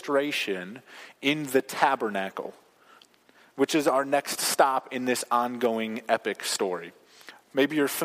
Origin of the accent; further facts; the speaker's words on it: United States; as American Christians